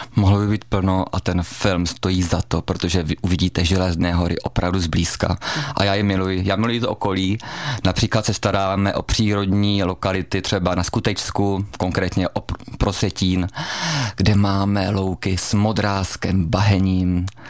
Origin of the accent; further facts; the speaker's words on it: Brno, South Moravian Region, Czechia; also born or lived in Chrudim; now in Pardubice, Czechia; z Brna, kde jsem vyrůstal jako dítě